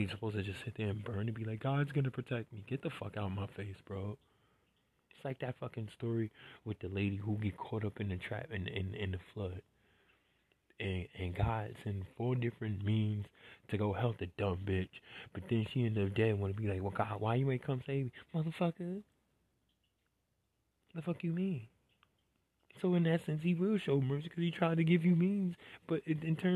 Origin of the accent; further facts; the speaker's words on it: New York City, New York, United States; I'm from New York City, and was there when that happened